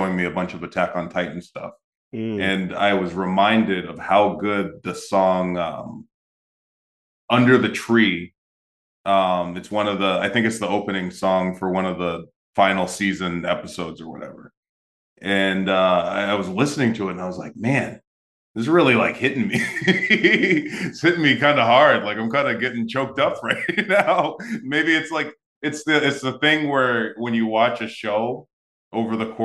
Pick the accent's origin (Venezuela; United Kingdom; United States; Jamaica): United States; New England; now in Orlando, United States; I'm from New England